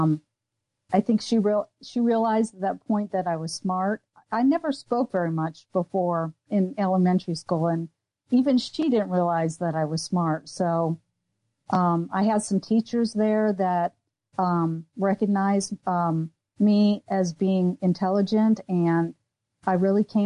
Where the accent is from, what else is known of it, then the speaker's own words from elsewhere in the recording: Satellite Beach, Florida, United States; also born or lived in Detroit, Michigan; I was born in Michigan. And I lived there near Detroit until about the age of five. I went to kindergarten there. And then we moved to Satellite Beach